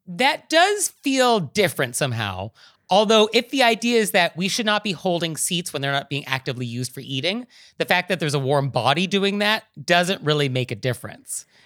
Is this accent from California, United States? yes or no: yes; California, United States; I'm a Californian.